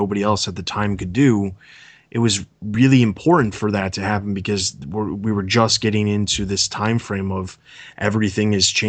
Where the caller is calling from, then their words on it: Chicago, Illinois, United States; Okay, so I am calling from the suburbs of Chicago, Illinois.